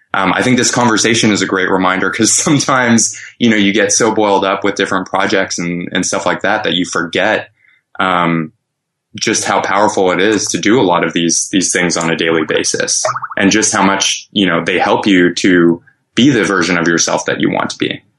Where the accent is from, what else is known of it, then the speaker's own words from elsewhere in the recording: Montreal, Quebec, Canada; my hometown of Montreal